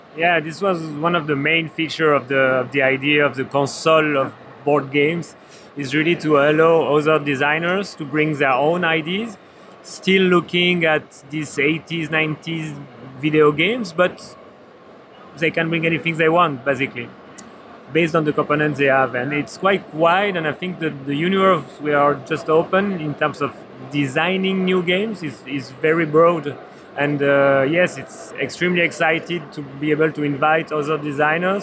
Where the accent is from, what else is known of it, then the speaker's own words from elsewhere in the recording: Switzerland; I'm also come from Switzerland